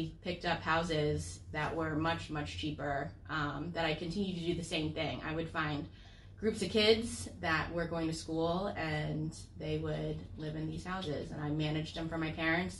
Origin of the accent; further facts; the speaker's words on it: Florida, United States; I'm from Florida, born and raised